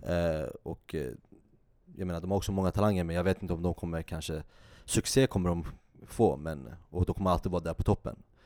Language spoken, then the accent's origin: Swedish; Sweden; vi som är svenskar